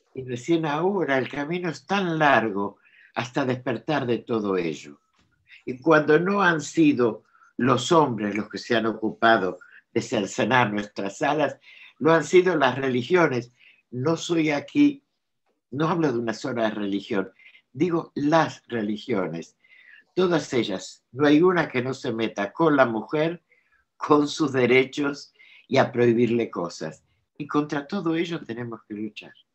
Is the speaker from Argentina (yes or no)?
yes; Argentina; now in France; tengo la, nacionalidad francesa. Presido, tengo mis papeles en orden, pero yo soy argentina.